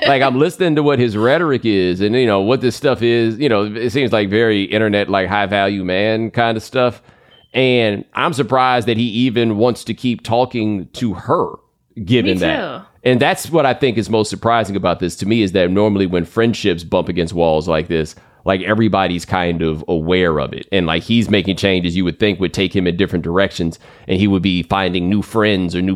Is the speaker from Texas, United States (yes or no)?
yes; Texas, United States; I grew up in Texas